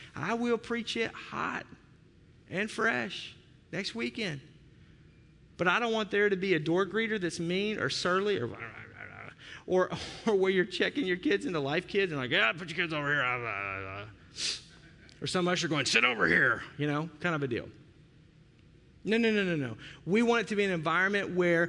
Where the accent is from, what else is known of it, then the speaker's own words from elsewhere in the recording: the South, United States; now in Wisconsin, United States; I grew up in the South.